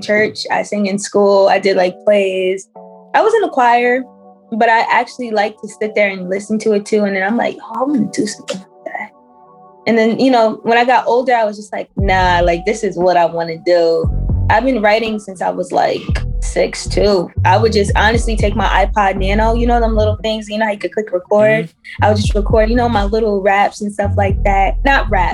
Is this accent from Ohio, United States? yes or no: no; Pennsylvania, United States; I grew up in Pennsylvania, but my culture, my background is Trinidadian.